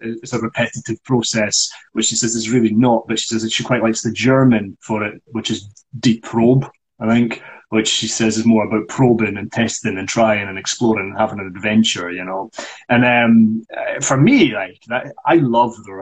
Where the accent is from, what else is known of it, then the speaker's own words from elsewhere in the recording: Scotland, United Kingdom; as a Scottish person.